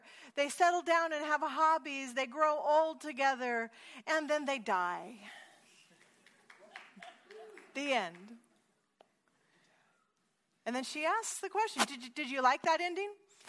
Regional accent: Portland, Oregon, United States; now in California, United States; I'm from the Pacific Northwest, but we've been in California for a few years. We thought we would just get into California, get educated, go back home to Oregon, and it didn't work that way.

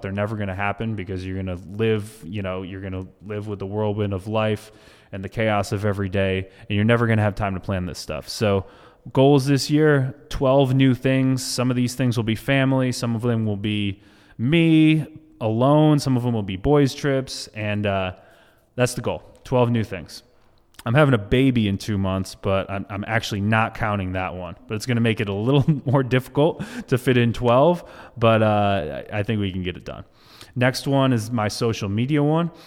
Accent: Massachusetts, United States; now in Florida, United States; I'm from Massachusetts

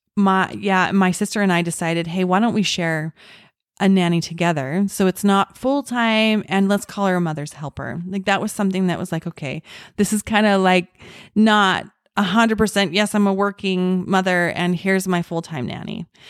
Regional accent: Orem, Utah, United States; I was born and raised in Utah, in Orem, Utah

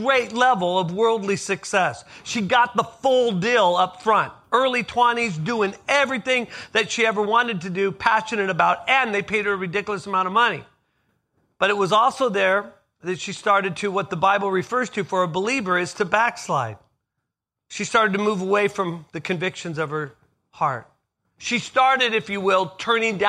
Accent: Southern California, United States; I grew up in Southern California

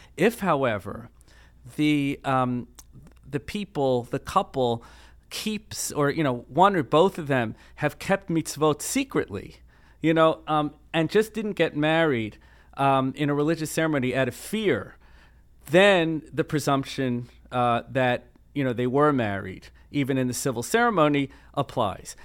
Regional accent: Baltimore, Maryland, United States; growing up in Baltimore in the nineteen seventies and eighties

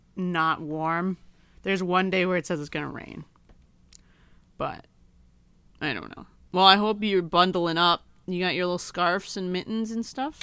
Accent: Michigan, United States; moved away; I don't have any family in my hometown anymore

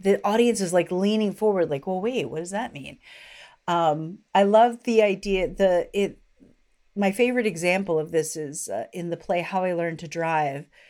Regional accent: Washington, District of Columbia, United States; my hometown

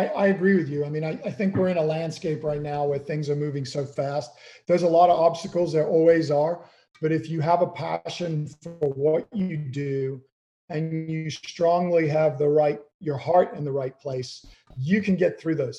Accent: Kenya; You know, growing up in Kenya, my dad we had an old Land Rover. He used to take me out in the bush every Saturday to watch the animals come to this one watering hole.

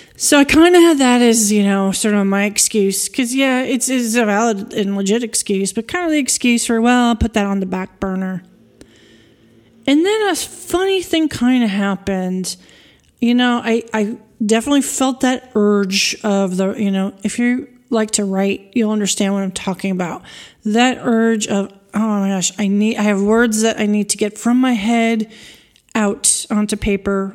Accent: East Coast, New York, United States; moved away as an adult; also born or lived in Washington, D.C. area; now in France; As someone who grew up on the East Coast in the U S, I'm a New Yorker.

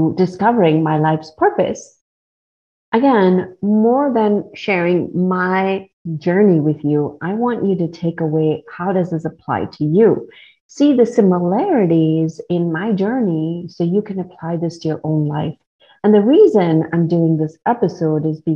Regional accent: India; I grew up in India

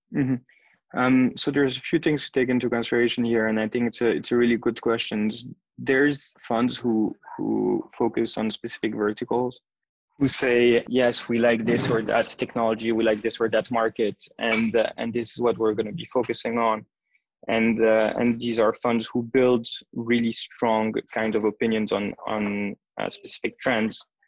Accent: Geneva, Switzerland; moved away as an adult; also born or lived in United States / Athens, Greece; now in Tel Aviv, Israel; I'm Swiss. Originally, I was born and raised in Geneva.

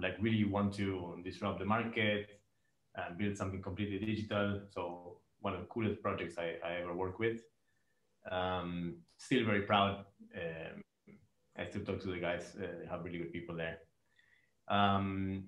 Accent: Argentina; moved away as an adult; now in Dubai, United Arab Emirates; I'm from Argentina.

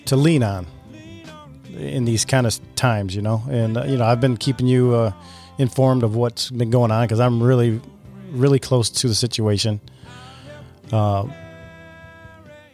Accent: Lake Orion, Michigan, United States; My hometown is Lake Orion, is right next to Oxford

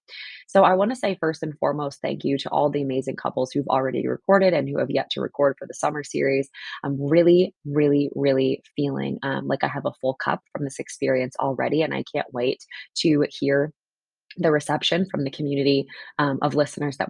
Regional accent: New Jersey, United States; I grew up in the Northeast and on the Jersey, side of things

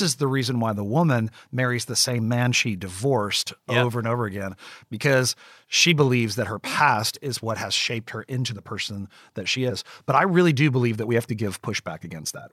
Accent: West Virginia, United States; I grew up in West Virginia in the coal mines of West Virginia.

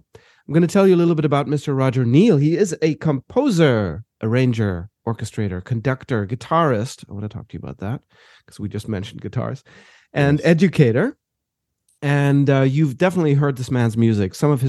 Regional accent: Johannesburg, Gauteng, South Africa; moved away; I grew up in South Africa, and in Johannesburg.

